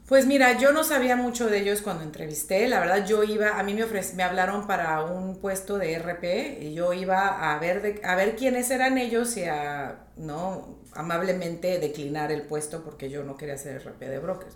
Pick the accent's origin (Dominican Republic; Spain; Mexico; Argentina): Mexico; Tijuana, Baja California; moved away as an adult; also born or lived in Laredo, Texas / United States; now in Riviera Maya, Mexico; Yo nací en Laredo, Texas, pero crecí en Tijuana